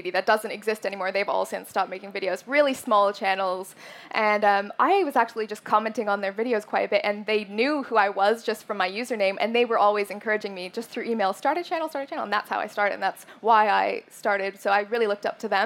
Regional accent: Canada; moved away as an adult; now in England, United Kingdom; I'm Canadian, so I moved to England about 3.5 years ago

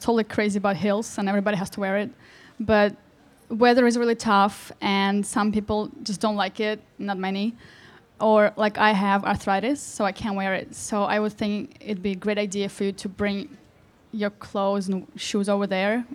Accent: Russia; I'm actually from Krasnopal in Russia.

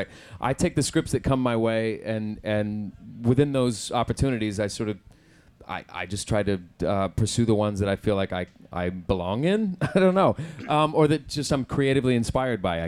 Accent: Oklahoma, United States; accent: Southern American; moved away; I grew up in Oklahoma

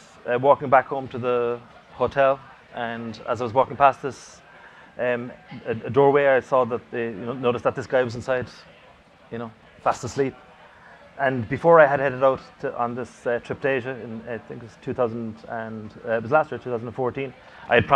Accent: Cork, Munster, Ireland; my hometown in Cork

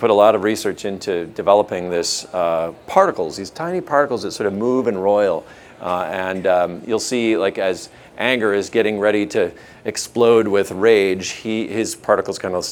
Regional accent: Minnesota, United States; I'm from Minnesota

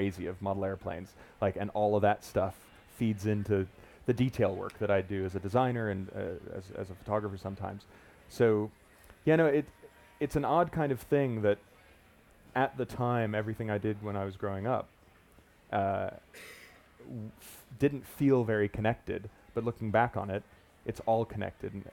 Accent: Miami Beach, Florida, United States; moved away; also born or lived in Fort Lauderdale; I grew up in Miami Beach, Fort Lauderdale, and spent a lot of my time when I lived there on the beach

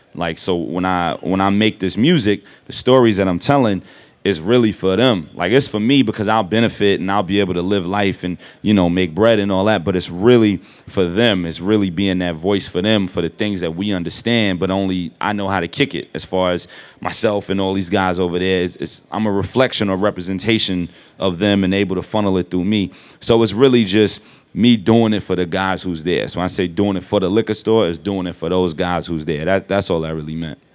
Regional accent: New York City, New York, United States; I'm from Brooklyn

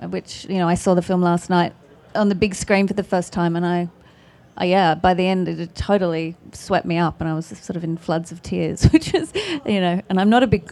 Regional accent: Australia; accent: Australian; It's my Australian accent

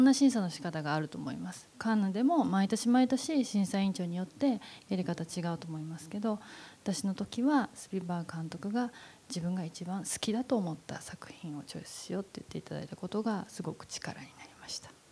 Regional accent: Nara, Japan; 私映画撮る時に奈良でなんか映画撮られへんから都会に行けっていっぱい言われたんです周りの大人に

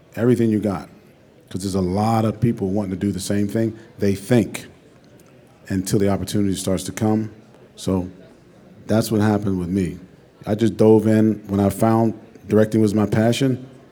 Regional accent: Pittsburgh, Pennsylvania, United States; moved away as an adult; also born or lived in West Virginia / New York; I'm from Pittsburgh, Pennsylvania. I moved to New York

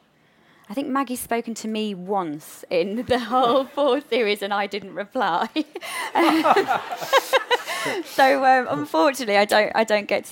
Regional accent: Yorkshire and the Humber, United Kingdom; accent: Yorkshire; a Yorkshire accent, even though that is my real accent

